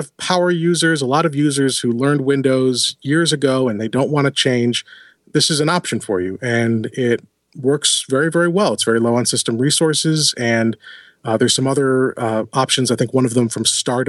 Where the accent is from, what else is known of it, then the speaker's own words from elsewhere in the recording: Buffalo, New York, United States; I'm from Buffalo